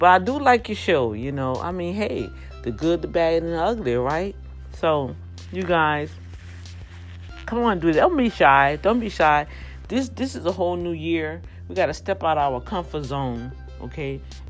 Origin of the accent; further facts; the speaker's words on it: Houston, Texas, United States; Hi, Dr. D, I'm from Houston, Texas.